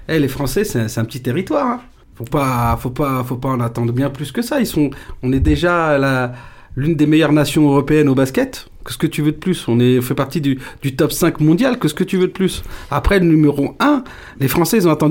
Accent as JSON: {"language": "French", "town": "Paris", "region": "Île-de-France", "country": "France", "said": "je suis parisien"}